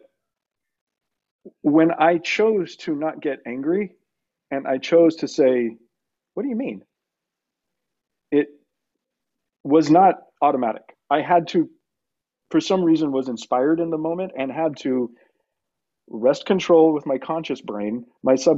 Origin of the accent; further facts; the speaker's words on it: El Paso, Texas, United States; I'm from El Paso.